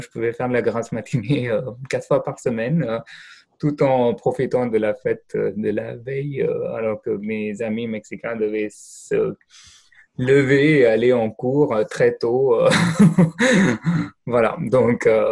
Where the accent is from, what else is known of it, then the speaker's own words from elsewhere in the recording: India; French is a second language; moved away; je viens d'Inde